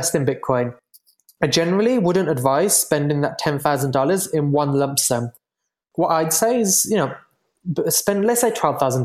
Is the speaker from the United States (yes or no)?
no; United Kingdom; moved away; I'm from the UK originally, as you might be able to tell from my accent